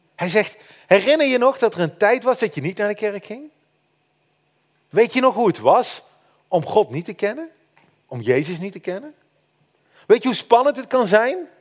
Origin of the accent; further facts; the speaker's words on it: Netherlands; wij als Nederlanders